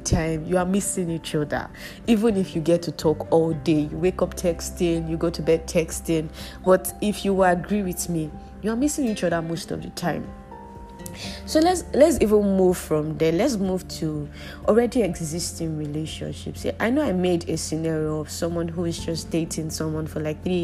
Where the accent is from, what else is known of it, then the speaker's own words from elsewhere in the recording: Nigeria; our country